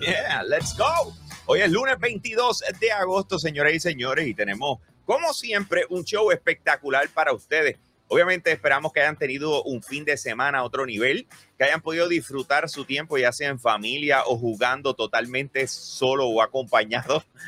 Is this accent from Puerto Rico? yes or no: yes; Bayamón, Puerto Rico; los que somos de Bayamón de verdad